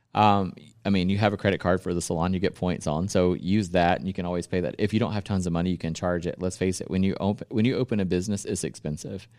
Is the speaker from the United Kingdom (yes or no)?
no; the South, United States; I'm from the South